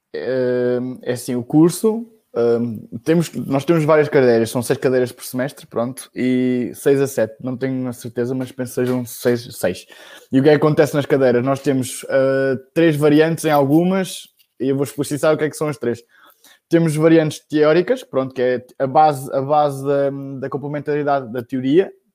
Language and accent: Portuguese; Bombarral, Centro, Portugal; eu sou do Bom Barral, uh, que é uma, uma, pequena vila na Zona Oeste